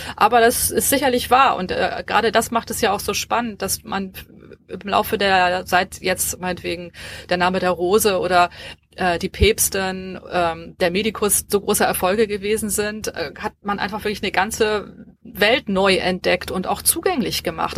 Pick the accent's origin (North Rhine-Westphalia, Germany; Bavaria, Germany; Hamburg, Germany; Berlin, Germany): Hamburg, Germany; Ich bin, ich bin Hamburgerin und, ähm, hab auch in Hamburg studiert